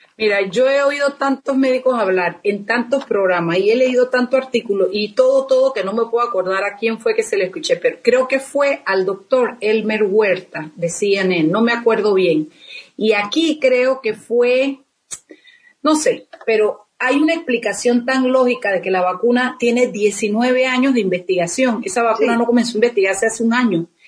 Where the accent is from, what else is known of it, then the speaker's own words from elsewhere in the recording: Chiriquí, Panama; yo soy orgullosamente panameña